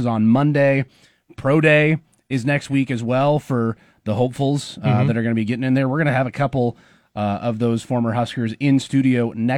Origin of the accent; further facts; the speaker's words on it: Bellevue, Nebraska, United States; I'm from Bellevue, so we don't say Bellevue's part of Omaha